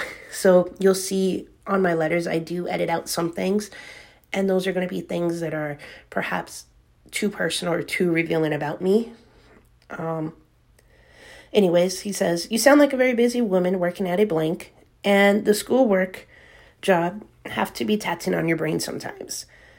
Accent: the South, United States; I'm from the South.

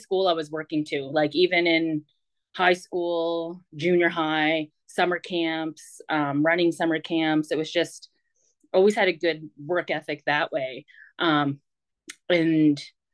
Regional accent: Millbrook, Nova Scotia, Canada; I grew up in Millbrook First Nation with a third. So out of Nova Scotia

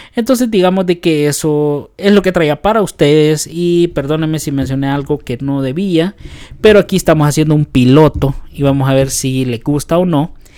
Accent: El Salvador; nosotros como salvadoreños

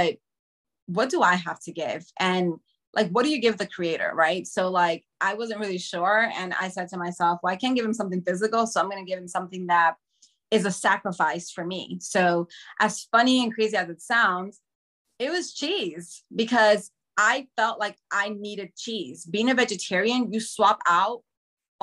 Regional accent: New York City, New York, United States; I grew up in Washington Heights.

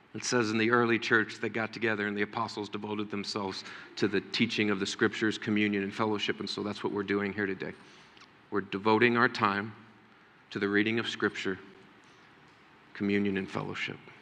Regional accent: United States; as American Christians

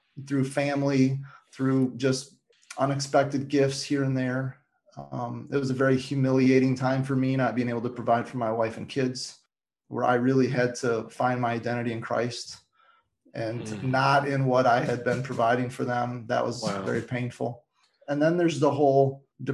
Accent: Michigan, United States; moved away; my hometown of Michigan

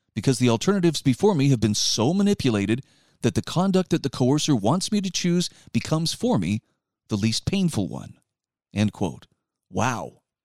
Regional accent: Utah, United States; my home state of Utah.

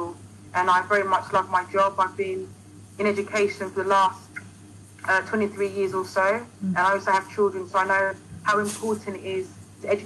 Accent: United Kingdom; I'm a Ghanaian diaspora, born in the UK

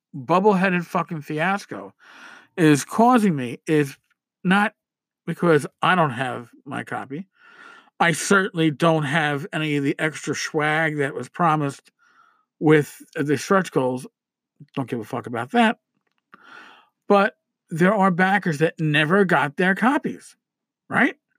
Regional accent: New York, United States; I'm a New Yorker

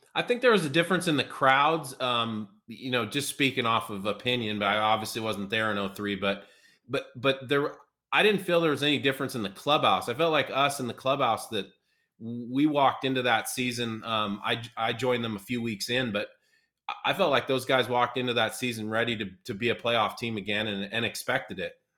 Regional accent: Seattle, Washington, United States; now in Louisville, United States; my hometown Mariners

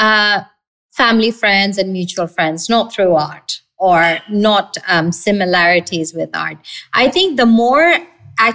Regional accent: Bangladesh; we're from Bangladesh and we got our independence in 1971.

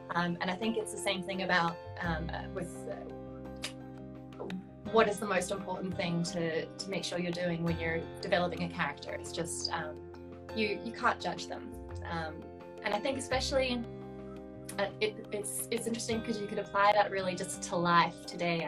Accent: South Africa; moved away; where I grew up, I grew up in South Africa.

